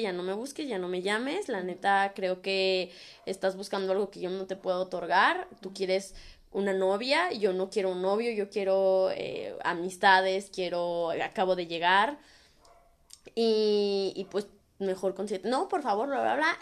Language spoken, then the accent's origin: Spanish; Guadalajara, Jalisco, Mexico; moved away as an adult; now in Canada; los latinos o así como mexicanos